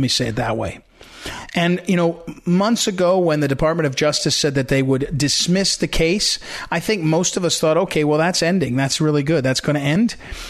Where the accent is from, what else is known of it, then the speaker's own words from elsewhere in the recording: Missouri, United States; my home state of Missouri.